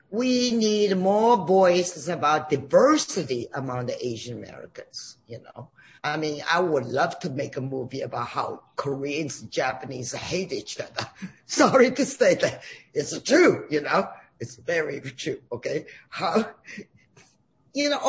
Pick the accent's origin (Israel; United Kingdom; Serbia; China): China; now in United States; I grew up in China